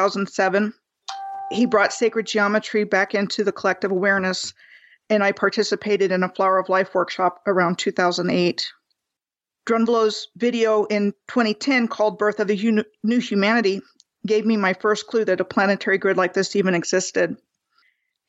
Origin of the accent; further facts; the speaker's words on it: Rockville, Maryland, United States; moved away as an adult; also born or lived in Bethesda, Maryland / Gaithersburg, Maryland; I was born in July of 1963 in Bethesda, Maryland, and I grew up in Montgomery County, Maryland, first in Gaithersburg and then in Rockville, which is where I spent my life until I was basically 19